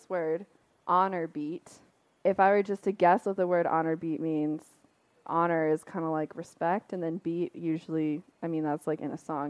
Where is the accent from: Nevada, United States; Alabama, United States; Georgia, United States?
Nevada, United States; Las Vegas; I actually don't know that much about jingle dress dancing because I grew up in Las Vegas.